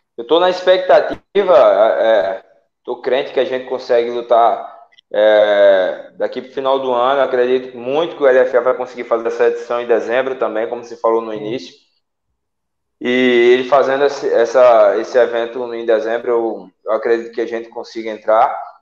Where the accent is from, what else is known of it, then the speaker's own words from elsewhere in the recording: Salgueiro, Pernambuco, Brazil; moved away as an adult; now in Natal, Brazil; eu sou do interior de Pernambuco, cidade de Salgueiro